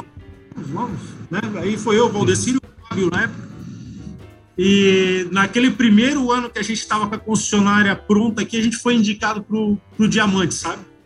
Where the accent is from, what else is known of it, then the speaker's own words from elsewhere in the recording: Joinville, Santa Catarina, Brazil; eu nasci aqui em Joinville, né? É, fui criado é, pelo, praticamente mais pelo meu, meu pai